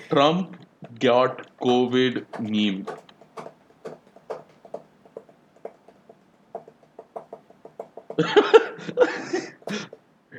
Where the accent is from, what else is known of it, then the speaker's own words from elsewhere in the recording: India; I'm from India